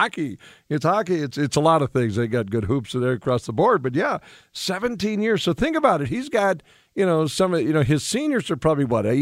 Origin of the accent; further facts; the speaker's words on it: Western North Dakota, United States; I grew up in Western North Dakota